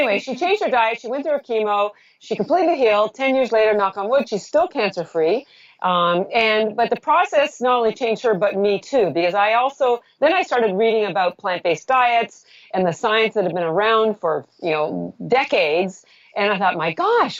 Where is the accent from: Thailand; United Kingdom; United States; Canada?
Canada; I'm Canadian.